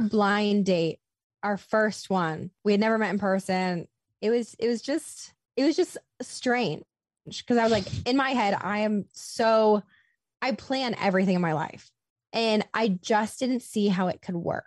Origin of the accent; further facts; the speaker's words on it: Iowa, United States; also born or lived in Los Angeles; now in Nashville, United States; I was born and raised in Iowa.